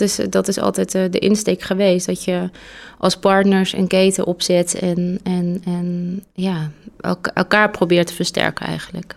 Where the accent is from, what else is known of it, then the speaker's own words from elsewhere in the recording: North Brabant, Netherlands; ik kom uit Brabant